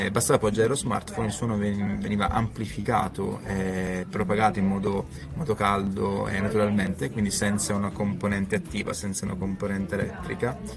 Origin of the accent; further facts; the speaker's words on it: Sicily, Italy; now in Trento, Italy; io sono un siciliano che vive a Trento e che ha una startup trentina